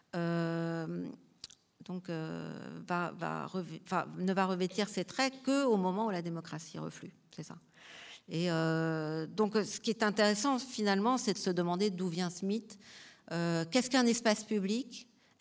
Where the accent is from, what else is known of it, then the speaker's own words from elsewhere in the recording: Marseille, Provence-Alpes-Côte d'Azur, France; je viens de Marseille, et à Marseille, on avait un immense marché